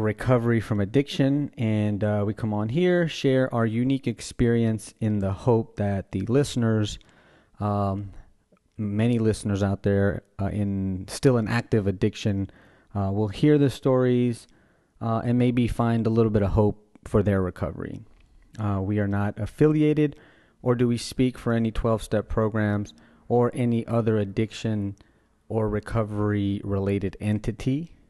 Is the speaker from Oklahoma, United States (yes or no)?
no; Oberlin, Louisiana, United States; Yeah, I grew up in Oberlin, Louisiana.